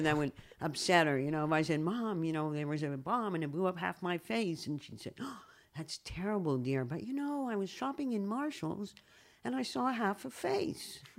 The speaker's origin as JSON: {"language": "English", "country": "Canada", "also_born_or_lived": "United States", "moved": "yes", "lives_now": "Israel", "said": "I moved, I moved from Canada to the U S"}